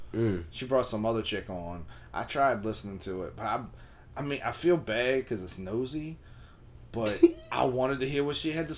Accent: Philippines; Well, I'm Filipino.

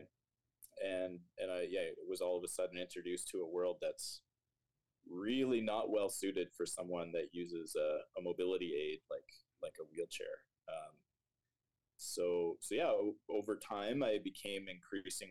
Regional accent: Stouffville, Ontario, Canada; also born or lived in Waterloo, Ontario; now in Toronto, Canada; I grew up in Stouffville, went to high school there.

